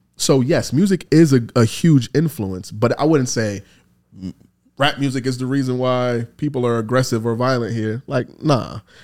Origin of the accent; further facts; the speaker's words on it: New York City, New York, United States; growing up in the Bronx, in the time that I grew up